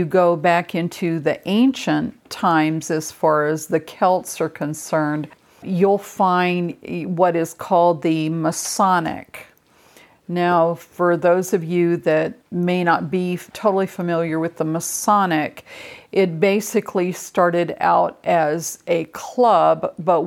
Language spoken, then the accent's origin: English; England, United Kingdom; with my culture, I'm from England, but in my heritage, there's English, Scottish, Irish, and Norwegian